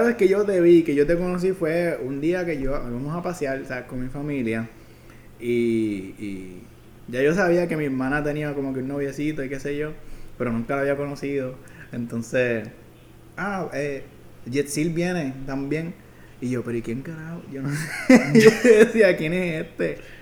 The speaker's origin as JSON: {"language": "Spanish", "town": "Fajardo", "country": "Puerto Rico", "also_born_or_lived": "Ceiba", "said": "yo soy de Fajardo"}